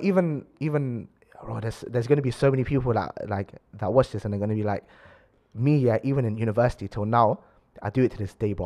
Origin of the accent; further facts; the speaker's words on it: London, United Kingdom; we grew up in South Acton.